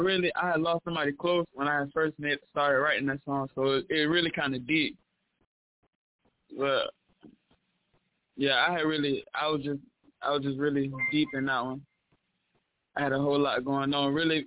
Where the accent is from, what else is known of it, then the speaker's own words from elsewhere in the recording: Lake City, South Carolina, United States; I came from Lake City.